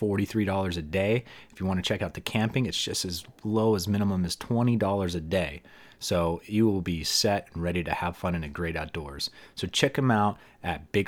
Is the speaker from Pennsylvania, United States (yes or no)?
yes; near Hazleton, Northeastern Pennsylvania, United States; you and I grew up in the same exact town